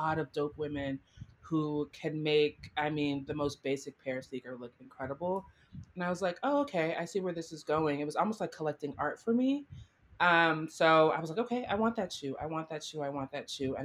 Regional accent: Florida, United States; moved away; also born or lived in New York; growing up in Florida

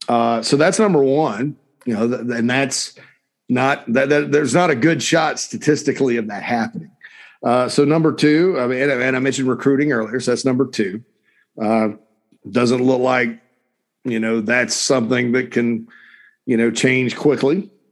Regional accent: Spartanburg, South Carolina, United States; my hometown of Sparkle City, Spartanburg, South Carolina.

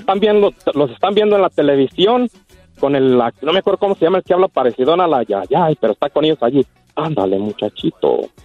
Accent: Casas Viejas, Michoacán, Mexico; born or raised there

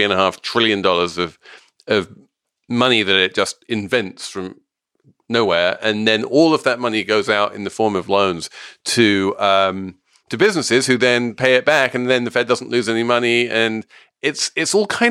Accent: New York, United States; as a New Yorker

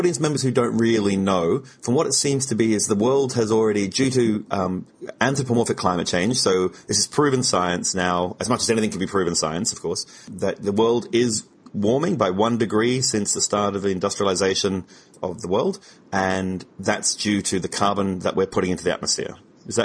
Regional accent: Australia; speaking as an Australian

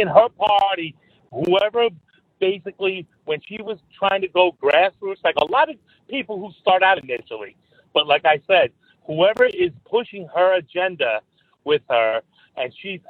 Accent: New York, United States; moved away

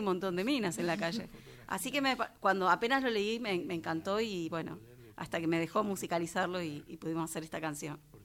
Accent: Temperley, Buenos Aires Province, Argentina; now in Canning, Argentina; Yo soy de Temperley, pero cuando me mudé a donde estoy me di cuenta que, que Temperley era muy urbano.

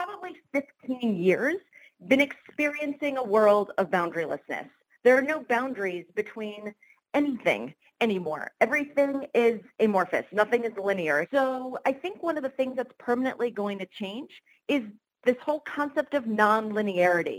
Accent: Rochester, New York, United States; now in Rochester, United States; move to my hometown of Rochester

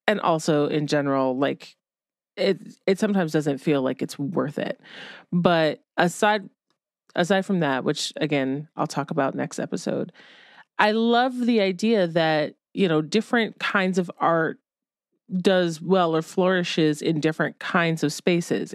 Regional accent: Ohio, United States; moved away; when I was a kid growing up in Ohio

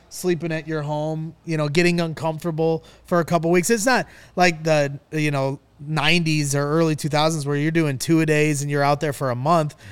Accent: Northwest Indiana, United States; I'm from Northwest Indiana

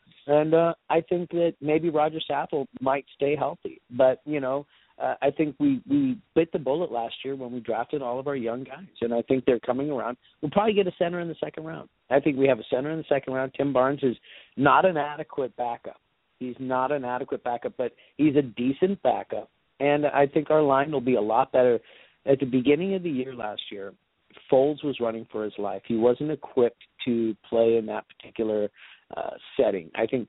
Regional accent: West Coast, United States; I'm from the West Coast originally, and I have the ticket, and I watch a lot of Chargers games.

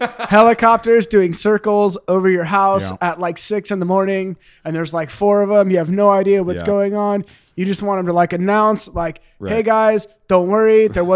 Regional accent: Temecula, California, United States; also born or lived in Brawley, California / Pasadena, California; I grew up in Temecula. So, well, Brawley and Temecula. So like desert and then into like suburbia. And then I was like, I think 20 and I moved to Pasadena and been here since then.

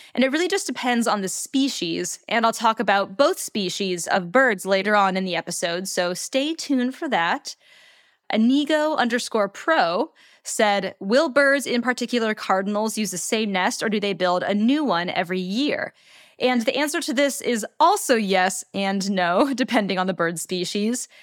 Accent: United States; my home country, the United States of America

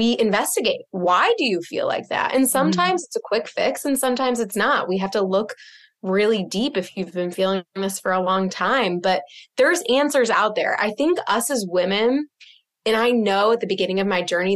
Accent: Midwest, United States; now in Boston, United States; I'm from the Midwest, just like you.

